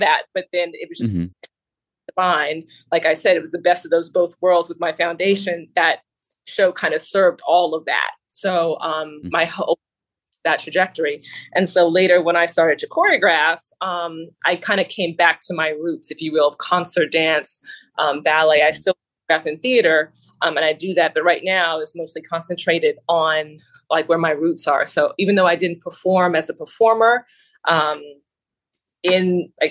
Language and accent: English; Alabama, United States; Alabama, born and raised. So I'm a Southerner